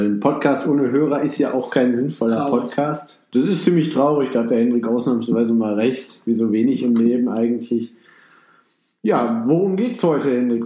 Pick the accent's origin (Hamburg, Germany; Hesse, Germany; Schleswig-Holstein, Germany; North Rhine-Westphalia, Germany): North Rhine-Westphalia, Germany; Düsseldorf area; ich komme gebürtig hier aus der Nähe. Zwar nicht direkt aus Düsseldorf, aber. Ja, genau, Umfeld von Düsseldorf